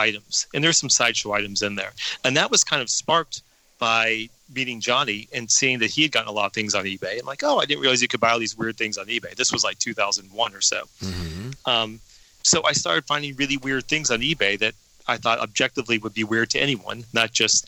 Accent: Denver, Colorado, United States; I grew up in Denver, Colorado

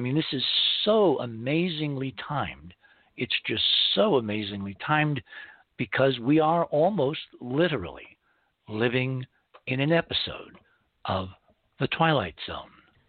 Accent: Fair Lawn, New Jersey, United States; I grew up in Fairlawn, New Jersey, a great place in the early mid-60s with equal parts bucolic American suburbia and small-town Rockwellian pop culture ambiance.

